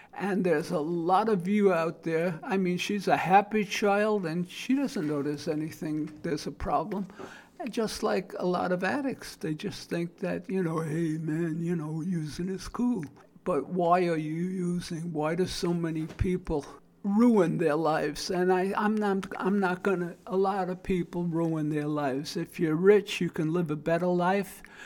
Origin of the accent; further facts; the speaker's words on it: New York City, New York, United States; accent: Brooklyn; now in South Florida, United States; The 40 years of living in South Florida, I still maintain my Brooklyn accent